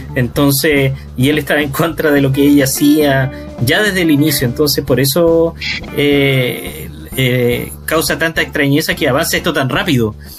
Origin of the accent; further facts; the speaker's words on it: Iquique, Tarapacá, Chile; moved away; cuando yo vivía en Iquique, cuando era chico en Iquique